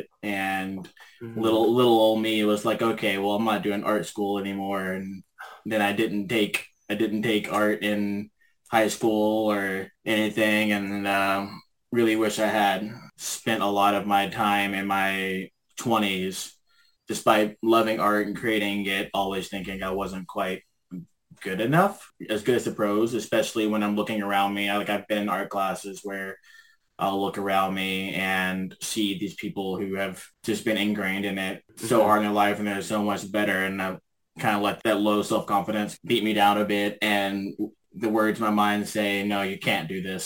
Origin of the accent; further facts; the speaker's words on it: Memphis, Tennessee, United States; moved away as an adult; now in Vancouver, Canada; I was born and raised in Memphis, Tennessee, but I've been living in Vancouver for about 7.5 years now.